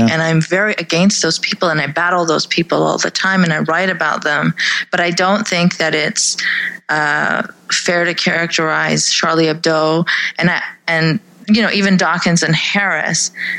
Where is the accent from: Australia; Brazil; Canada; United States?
Canada; I am a Pakistani Canadian sex and religion and politics blogger